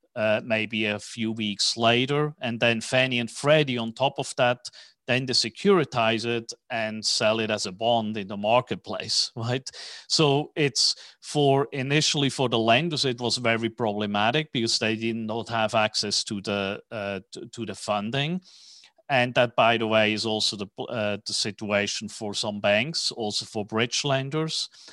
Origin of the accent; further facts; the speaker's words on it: Switzerland; moved away as an adult; also born or lived in New York / Tokyo / Hong Kong; now in Dallas, United States; as you can hear from my accent, I'm, uh, not originally from Texas, even though I have been living in Dallas now for fifteen years. I was born in Switzerland